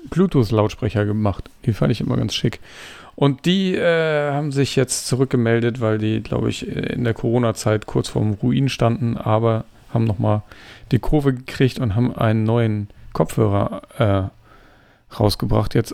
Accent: Denmark; German is a second language; Ich weiß nicht, ich komme aus Dänemark.

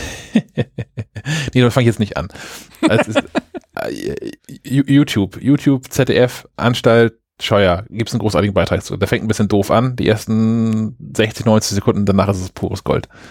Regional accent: Germany; ich nicht einfach als, als Deutscher jetzt einen Handyvertrag in Österreich abschließen darf.

